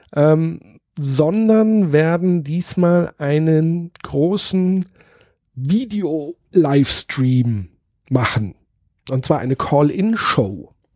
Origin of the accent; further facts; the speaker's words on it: Würzburg, Bavaria, Germany; Würzburg ist natürlich nicht nur meine Heimatstadt